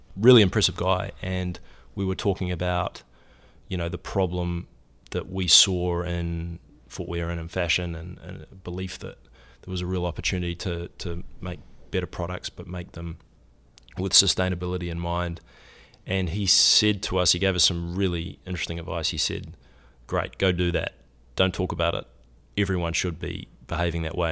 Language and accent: English; New Zealand; moved away as an adult; I grew up in New Zealand. I, uh, came to university here on a soccer scholarship